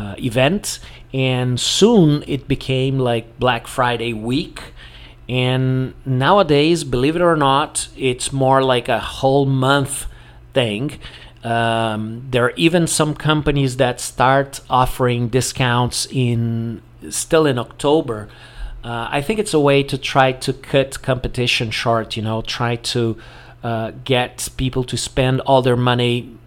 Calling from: Porto Alegre, Rio Grande do Sul, Brazil

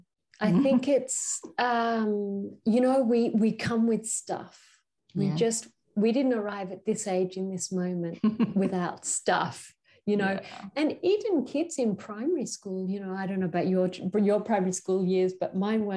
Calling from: Queensland, Australia; So I'm calling from Australia in Queensland, and this Aboriginal nation is the Gubbi Gubbi country.

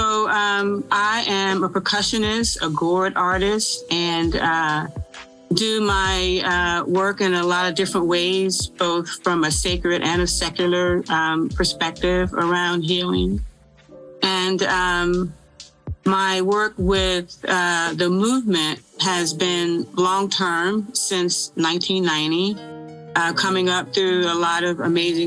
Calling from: Durham, North Carolina, United States; I am calling in from the great state of North Carolina in the city of Durham

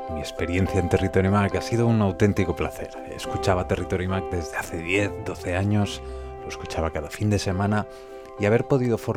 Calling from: Madrid, Community of Madrid, Spain; de Final Pro.es y hablo desde Madrid.

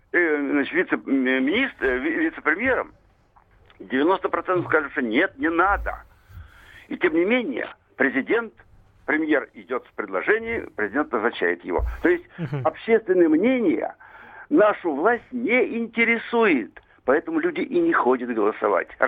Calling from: Moscow Oblast, Russia; Я из Подмосковья

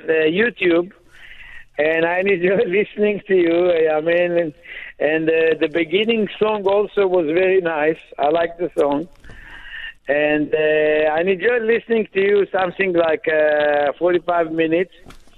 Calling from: Israel; calling from Israel, the guide.

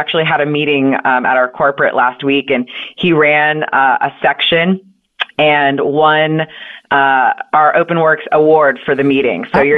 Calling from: Austin, Texas, United States; I am actually in Austin, Texas.

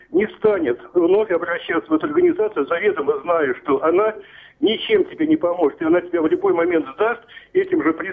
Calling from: Tver, Tver Oblast, Russia; Город Тверь беспокоит.

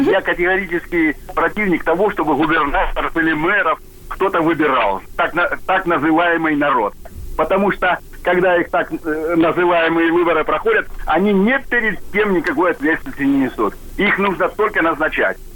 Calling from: Korolyov, Moscow Oblast, Russia; Э, город Королев.

